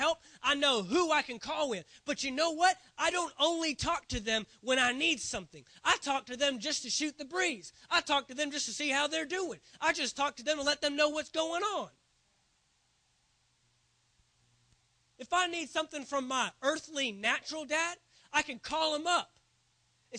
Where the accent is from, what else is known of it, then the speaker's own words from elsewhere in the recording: Dallas, Texas, United States; I grew up in the Dallas area